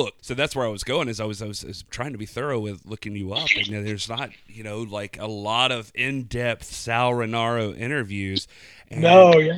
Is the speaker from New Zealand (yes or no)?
no; Waycross, Georgia, United States; I grew up in Waycross